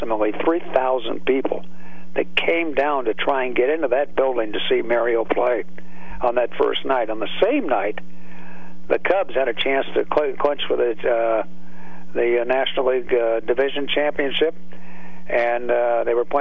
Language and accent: English; California, United States; now in Pittsburgh, United States; I grew up in California